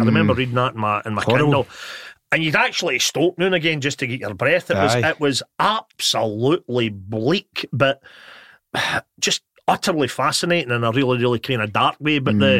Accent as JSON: {"language": "English", "town": "Motherwell", "region": "Scotland", "country": "United Kingdom", "said": "I'm from Motherwell, so clearly my mum and dad had divorced when I was a kid"}